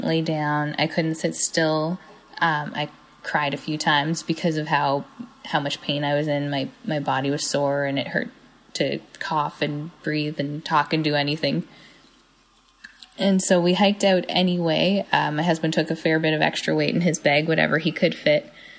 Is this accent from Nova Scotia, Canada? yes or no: yes; Sydney, Nova Scotia, Canada; I'm from Sydney.